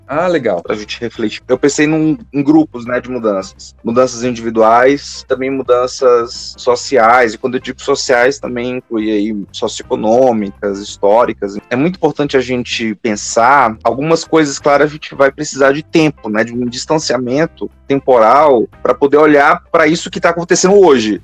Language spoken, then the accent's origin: Portuguese; Fortaleza, Ceará, Brazil; moved away as an adult; now in Curitiba, Brazil; Eu sou de Fortaleza, terminei a minha graduação lá em psicologia e vim fazer um mestrado aqui e acabei permanecendo